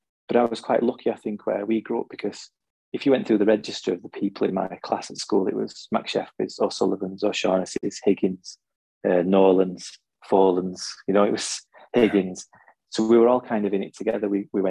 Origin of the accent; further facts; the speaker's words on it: Huddersfield, Yorkshire and the Humber, United Kingdom; now in Sweden; I was born in Huddersfield and brought up in Huddersfield